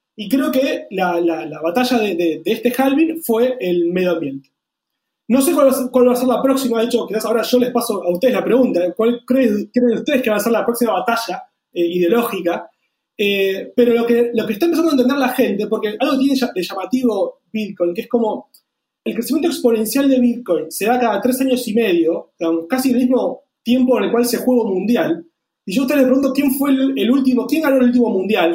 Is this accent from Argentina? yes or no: yes; Argentina; nosotros como argentinos